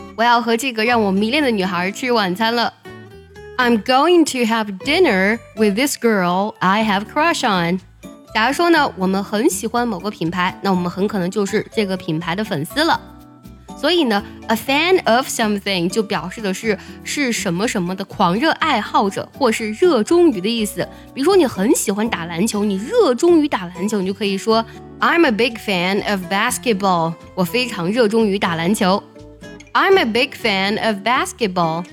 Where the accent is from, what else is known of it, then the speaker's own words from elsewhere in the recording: China; 我们中国人对于喜欢和爱的表达呢，是非常含蓄以及唯美的